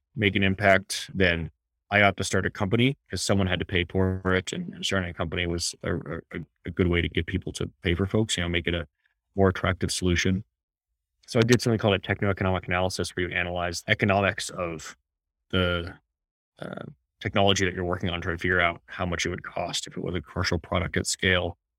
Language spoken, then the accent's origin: English; Washington, United States; my home state of Washington